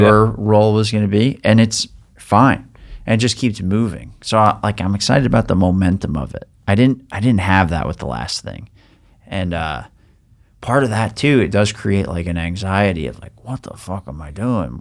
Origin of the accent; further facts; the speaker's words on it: Long Island, New York, United States; growing up on Long Island